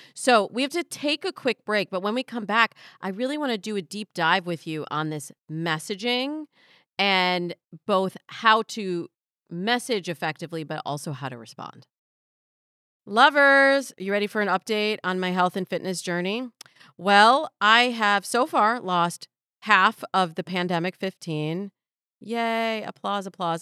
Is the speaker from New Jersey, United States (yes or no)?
no; Michigan, United States; now in Los Angeles, United States; I'm from Michigan